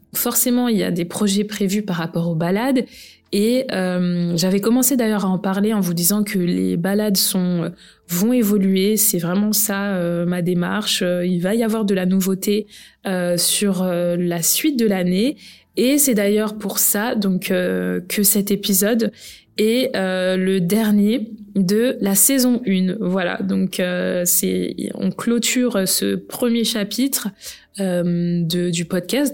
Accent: France; Je suis née en France

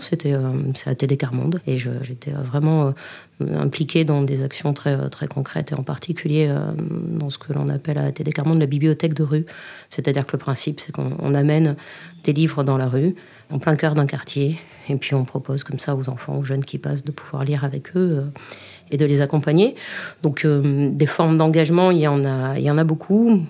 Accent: Libourne, Nouvelle-Aquitaine, France; Je suis née à Libourne et je vis encore à Libourne, au cœur de la Nouvelle-Aquitaine.

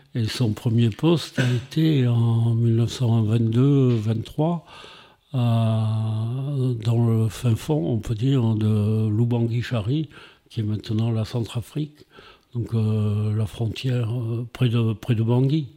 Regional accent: Montpellier, Occitania, France; moved away as an adult; also born or lived in Paris / Africa / Saint-André-de-Sangonis; je suis né à Montpellier en 1945 et donc j'ai vécu jusqu'à 20 ans à Montpellier

